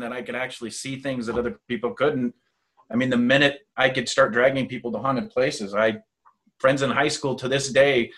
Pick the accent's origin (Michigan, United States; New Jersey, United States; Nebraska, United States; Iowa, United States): Nebraska, United States; Peru; the hometown that I'm originally from Nebraska. I'm from a small town called Peru.